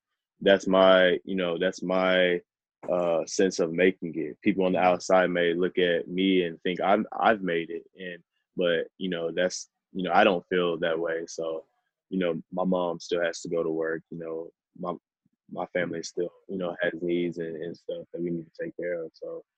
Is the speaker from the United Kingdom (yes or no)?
no; Nigeria; Being a Nigerian and coming from our culture, my parents actually instilled a lot of great things into me.